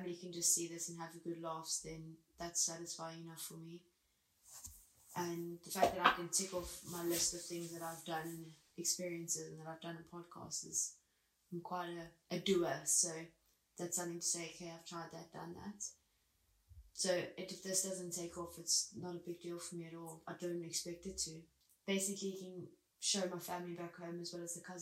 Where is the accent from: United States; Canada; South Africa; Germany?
South Africa; moved away as an adult; now in United Kingdom